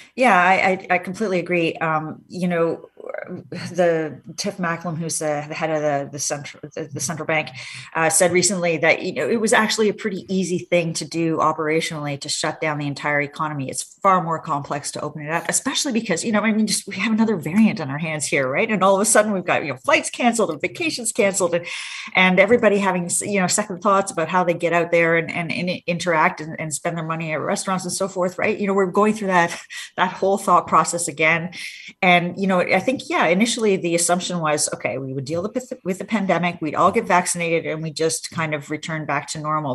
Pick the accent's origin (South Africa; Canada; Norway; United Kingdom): Canada; Hamilton, Ontario; born or raised there; now in Ottawa, Canada